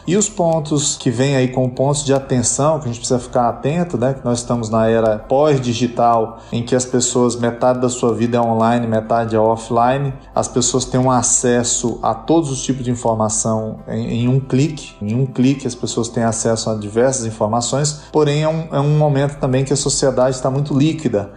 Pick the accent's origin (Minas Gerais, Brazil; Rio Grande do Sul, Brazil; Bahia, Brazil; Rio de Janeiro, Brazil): Minas Gerais, Brazil; Uberaba; now in São Paulo, Brazil; eu sou de Uberaba também